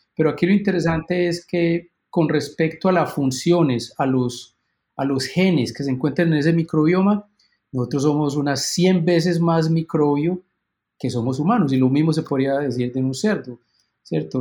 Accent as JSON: {"language": "Spanish", "country": "Colombia", "also_born_or_lived": "Illinois, United States", "moved": "as an adult", "lives_now": "Minnesota, United States", "said": "yo soy originalmente colombiano"}